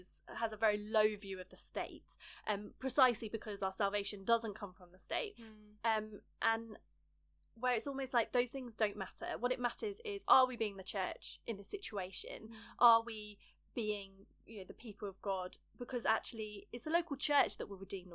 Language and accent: English; United Kingdom; as a British Christian